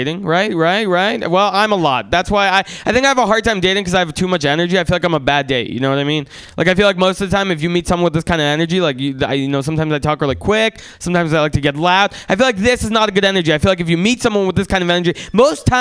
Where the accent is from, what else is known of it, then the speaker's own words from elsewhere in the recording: San Francisco, California, United States; also born or lived in Russia; I was born in Russia. And family could have moved anywhere in America. So I asked my mom, like, why did we choose to move to San Francisco?